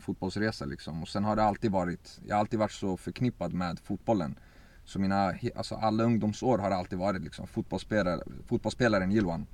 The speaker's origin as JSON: {"language": "Swedish", "town": "Örebro", "region": "Örebro County", "country": "Sweden", "tie": "born or raised there", "also_born_or_lived": "Baku, Azerbaijan / Iraqi Kurdistan", "said": "I forna Sovjet så var vi där i två år innan vi kom till, till Sverige och till Örebro, där vi är just nu också. och sen så började min resa egentligen älskade att spela fotboll, växte upp här."}